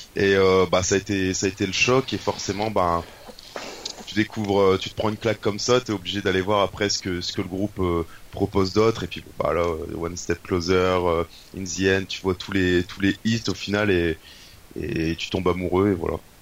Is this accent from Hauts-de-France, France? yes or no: yes; Douai, Hauts-de-France, France; je viens du nord de la France, donc dans le nord Pas-de-Calais ou les Hauts-de-France comme tu préfères, euh, à Douai exactement.